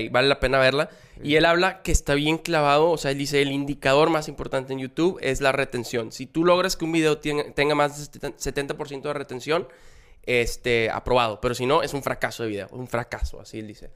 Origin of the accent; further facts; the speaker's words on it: Monterrey, Nuevo León, Mexico; yo soy aquí de Monterrey